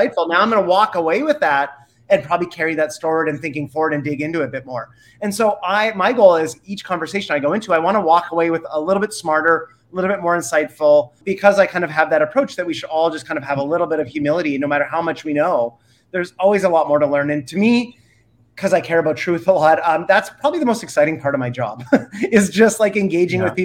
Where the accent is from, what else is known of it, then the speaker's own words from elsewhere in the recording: Canada; I'm Canadian, so I'm not even American